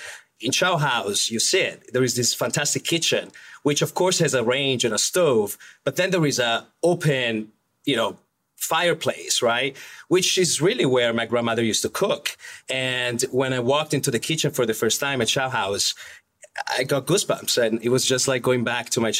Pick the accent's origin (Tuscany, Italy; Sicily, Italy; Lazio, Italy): Tuscany, Italy; moved away; I was very lucky to grow up in a region that it's really kind of the food belly of Italy